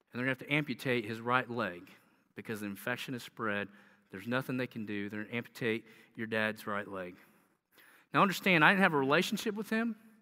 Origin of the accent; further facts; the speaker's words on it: the South, United States; accent: southern; you can hear my southern accent